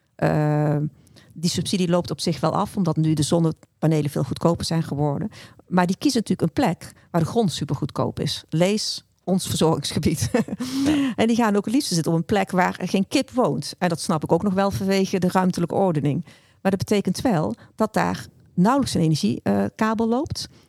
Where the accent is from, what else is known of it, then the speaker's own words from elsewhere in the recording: North Brabant, Netherlands; Ik ben zelf een Brabander